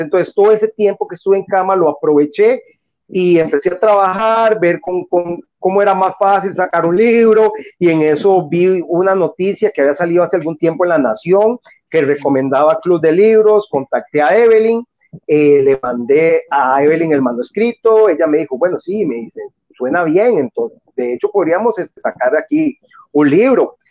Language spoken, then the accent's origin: Spanish; San José, Costa Rica; yo soy del lado de Pavas, por ejemplo, aquí en Pavas